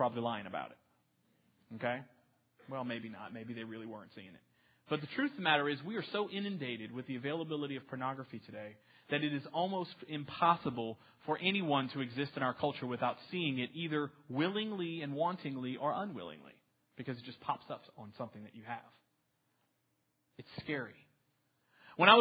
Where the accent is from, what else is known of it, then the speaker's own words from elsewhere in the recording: New Orleans, Louisiana, United States; now in Texas, United States; I'm originally from New Orleans